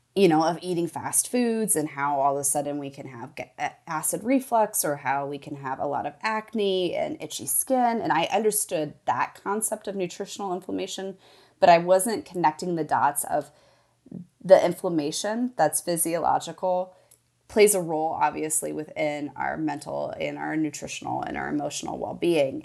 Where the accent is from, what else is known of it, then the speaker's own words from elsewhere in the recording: Midwest, United States; I grew up in the Midwest, a child of the eighties